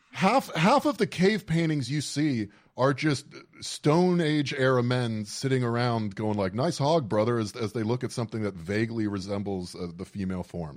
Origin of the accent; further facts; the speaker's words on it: South Florida, United States; I grew up in South Florida